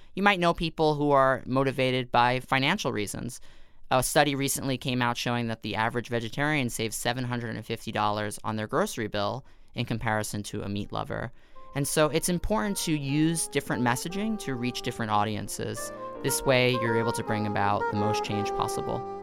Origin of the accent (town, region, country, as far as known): New York City, New York, United States; born or raised there